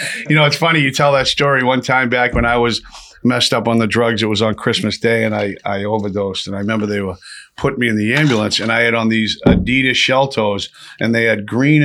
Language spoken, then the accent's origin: English; Lowell, Massachusetts, United States; I'm from Lowell